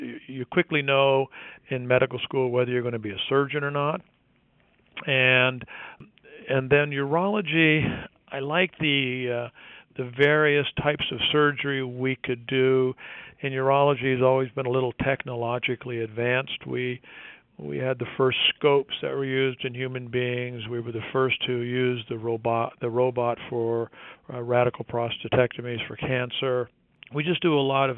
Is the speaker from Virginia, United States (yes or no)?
no; Detroit, Michigan, United States; moved away as an adult; also born or lived in Ireland; now in Houston, United States; I was actually born in Ireland, moved to Detroit when I was 8 years old.